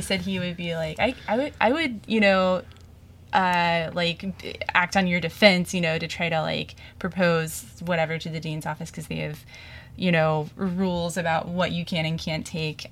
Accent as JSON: {"language": "English", "town": "Springfield", "region": "Missouri", "country": "United States", "said": "I'm from Springfield, Missouri"}